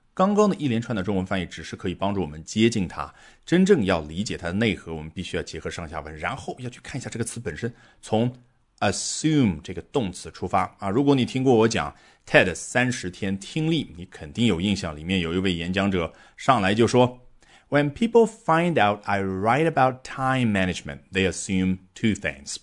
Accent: China; 对于我们中国人来说

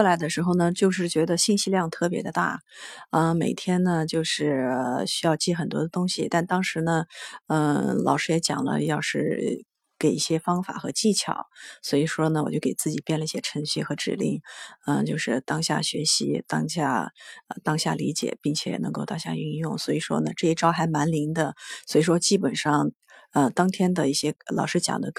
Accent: Chengdu, Sichuan, China

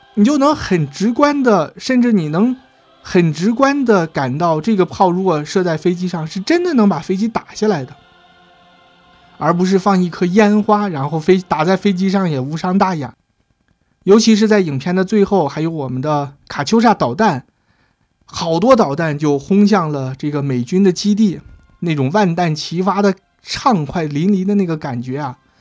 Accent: China; 我们中国人

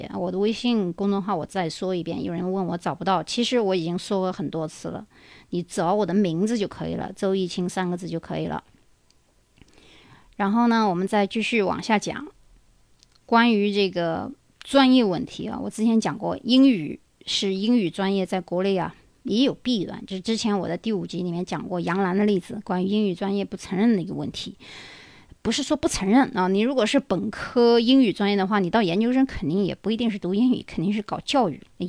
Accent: China; now in United States; 我们中国人的思想

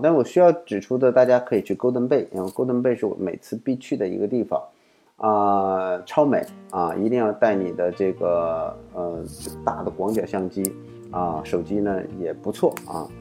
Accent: China; 我们中国人

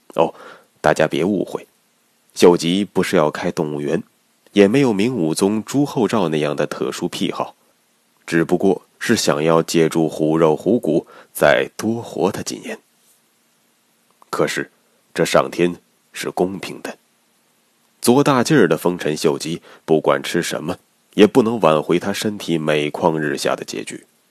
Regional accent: China; 我们中国人

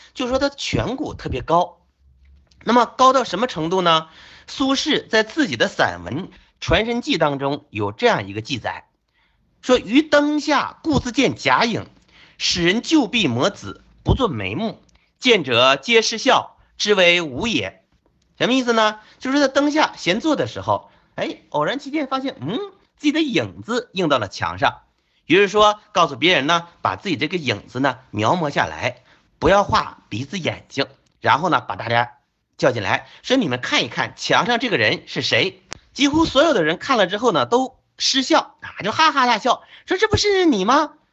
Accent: China; 我们中国人

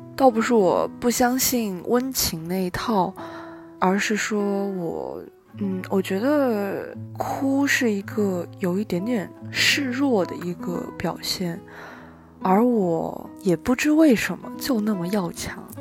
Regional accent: China; 我从小到大，以及我的父母跟我一起生长在的这个城市， 就是我的祖籍，我的故乡，是一个三四线的一个小城市

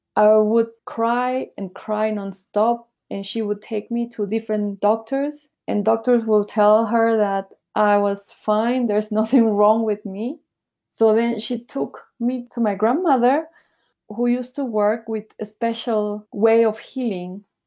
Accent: Peru; also born or lived in Bolivia / Taiwan / Nicaragua; now in Shanghai, China; when I was little, I moved to Peru. So this is where I grew up in Peru.

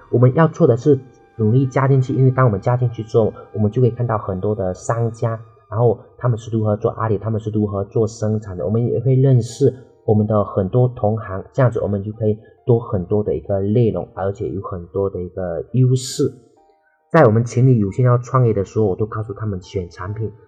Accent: Dehua, Fujian, China; 我的老家 是的话，就是陶瓷的产业带那里有很多的陶瓷的工人和做陶瓷的企业

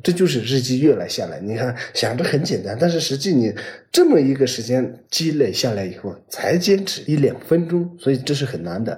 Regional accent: Tibetan areas, China; 我们藏区

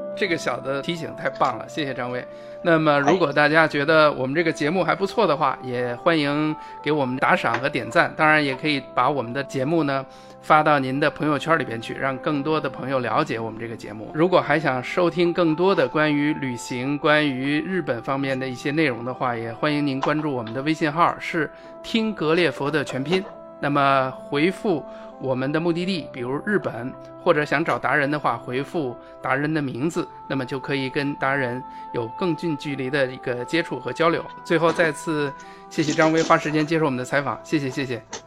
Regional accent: China; 我们中国人可能也不懂你说的那五句话，可能我们也对日语也非常地这个陌生

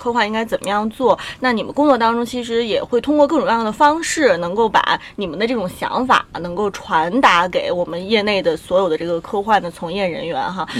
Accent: China; 所以在这个英雄动作片方面，我们中国人已经迈出了很成功的一步哈。

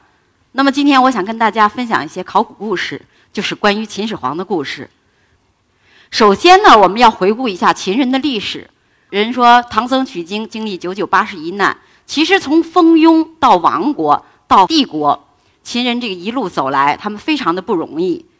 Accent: Shaanxi, China; 我来自陕西，

